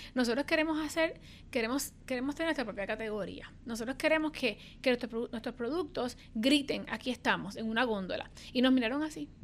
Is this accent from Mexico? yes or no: no; Puerto Rico; los puertorriqueños somos así